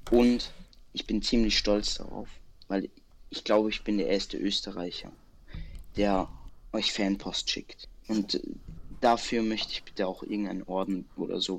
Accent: Bavaria, Germany; Ja, ich bin Bayer.

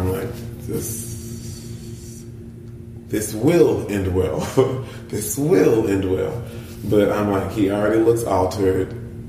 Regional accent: the South, United States; hey, I'm from the South.

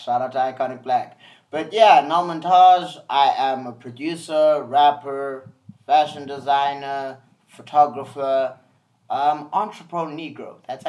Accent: South Africa; I always tell people that I'm an artist from South Africa. I'm not a South African artist.

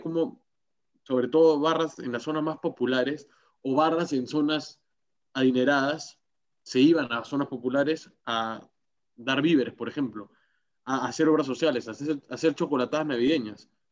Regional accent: Peru; el que se identifica como peruano, como yo

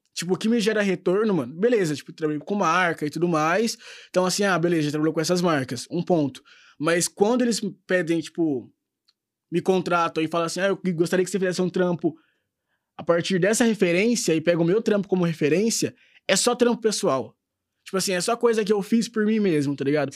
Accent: Minas Gerais, Brazil; a gente que é mineiro

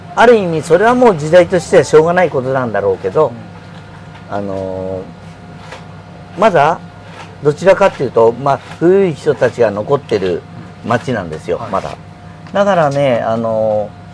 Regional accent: Tokyo, Japan; born or raised there

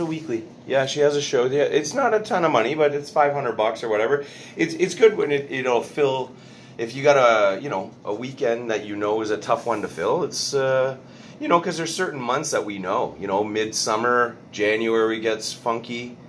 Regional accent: Montreal, Quebec, Canada; born or raised there

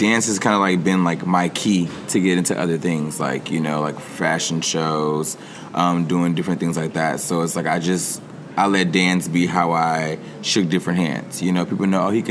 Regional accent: Houston, Texas, United States; moved away as an adult; also born or lived in Atlanta, Georgia; now in Los Angeles, United States; I'm originally from Houston, Texas

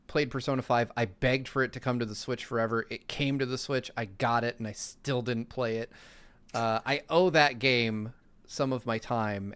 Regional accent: Lancaster, California, United States; I grew up in Lancaster, California.

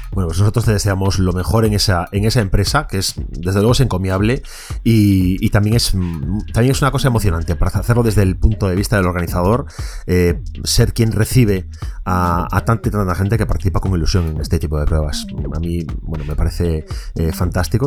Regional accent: Vigo, Galicia, Spain; a los que somos de Vigo

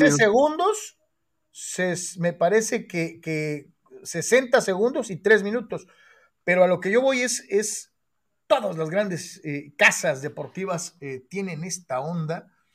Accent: Guadalajara, Jalisco, Mexico; soy de Guadalajara

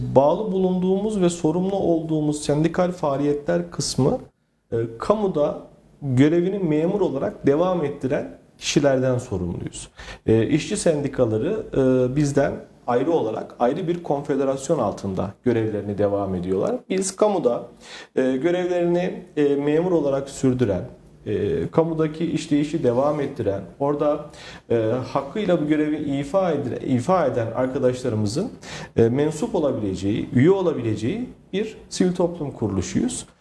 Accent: Bünyan, Kayseri Province, Turkey; also born or lived in Istanbul; 1986 ee, Kayseri Bünyan Karacaören doğumluyum. Ee, ilk orta ve lise öğrenimimi e, Kayseri'de e, almış bulunmaktayım.

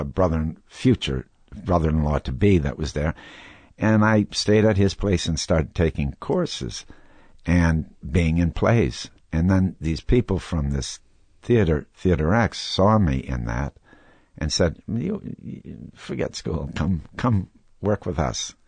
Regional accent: Wisconsin, United States; growing up in Wisconsin

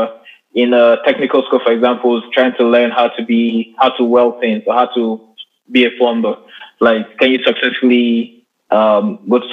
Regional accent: Nigeria; I'm Nigerian

